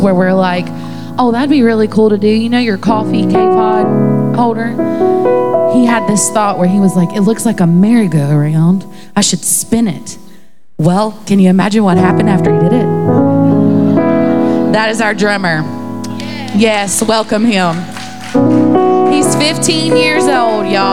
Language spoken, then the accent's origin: English; Marion, Virginia, United States; also born or lived in Nashville, Tennessee; I'm from Marion, Virginia